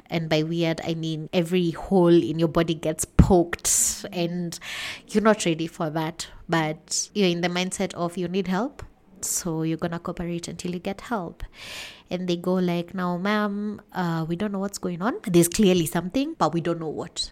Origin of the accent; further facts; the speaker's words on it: Limuru, Kiambu County, Kenya; I'm from Limuru, Kenya.